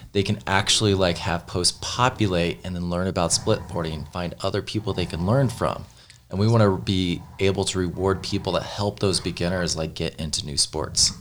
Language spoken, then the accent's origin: English; Missouri, United States; growing up in Missouri